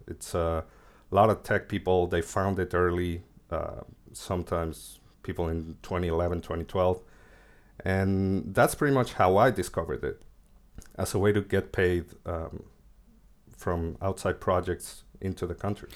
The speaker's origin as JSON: {"language": "English", "country": "Mexico", "tie": "born or raised there", "also_born_or_lived": "Argentina", "moved": "as an adult", "lives_now": "Buenos Aires, Argentina", "said": "I was born in Argentina, but I moved to Mexico when I was, like, six years old, so I lived there most of my life"}